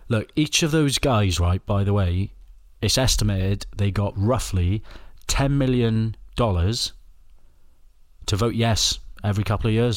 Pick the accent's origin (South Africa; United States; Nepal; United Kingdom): United Kingdom; Wales; I'm Welsh